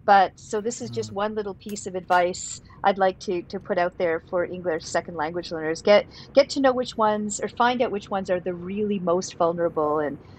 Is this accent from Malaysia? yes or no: no; Canada; well, I guess from my perspective as a Canadian, these families seem large